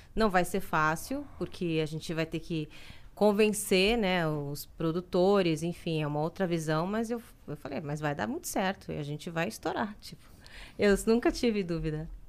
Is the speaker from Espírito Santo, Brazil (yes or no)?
no; Salvador, Bahia, Brazil; moved away; Eu sou baiana e na, eu morava em Salvador